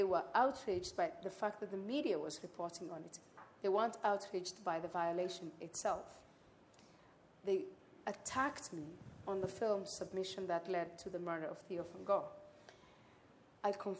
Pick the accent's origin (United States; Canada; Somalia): Somalia; I am from Somalia